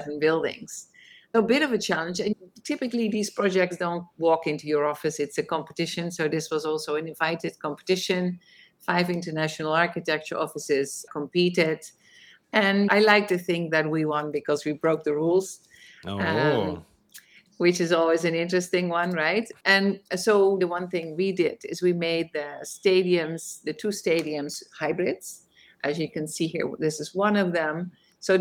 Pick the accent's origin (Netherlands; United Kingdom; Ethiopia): Netherlands; moved away as an adult; now in New York City, United States; although I am in New York, I'm originally from Holland. I came here to study at Columbia University, forgot to leave